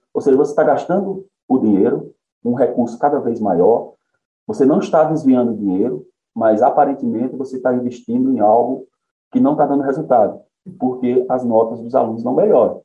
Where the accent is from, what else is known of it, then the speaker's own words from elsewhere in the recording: Conceição, Paraíba, Brazil; Nasci em Conceição, estudei a maior parte da minha vida em Conceição, em escola pública